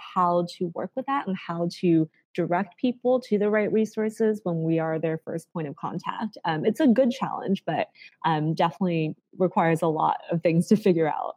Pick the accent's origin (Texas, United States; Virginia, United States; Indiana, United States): Indiana, United States; Carmel; moved away as an adult; also born or lived in China / Massachusetts / Bay Area; now in San Francisco, United States; We moved to Indiana, of all places, when we moved to the US. And so I grew up there before going to Harvard for undergrad.